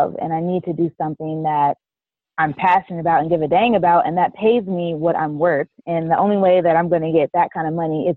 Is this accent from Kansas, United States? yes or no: yes; Kansas City, Kansas, United States; now in Dallas, United States; I'm originally from Kansas City, Kansas, and I currently reside in Dallas, Texas